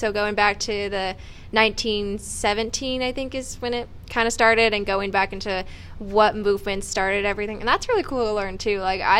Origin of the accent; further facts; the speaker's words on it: Northern California, United States; moved away as an adult; also born or lived in Arkansas / San Diego; now in Missouri, United States; I'm originally from Northern California, but 5 months ago, my family moved to Arkansas, so I guess I'm an Arkansas native now. I went to school in San Diego at San Diego State